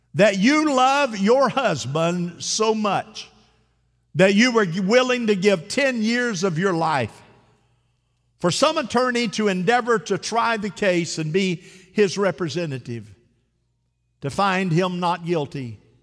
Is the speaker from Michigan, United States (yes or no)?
no; Central Florida, United States; The mousetrap